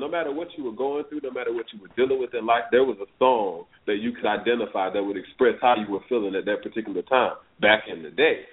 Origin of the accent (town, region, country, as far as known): Palatka, Florida, United States; now in Atlanta, United States